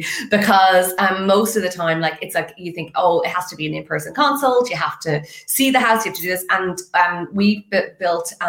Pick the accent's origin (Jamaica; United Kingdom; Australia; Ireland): Ireland; west of Ireland; moved away as an adult; now in Dublin, Ireland; I'm actually from the west of Ireland